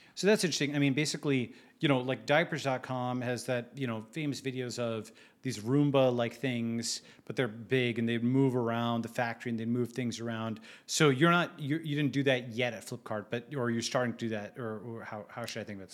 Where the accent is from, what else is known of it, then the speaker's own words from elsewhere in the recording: India; we're all Indian here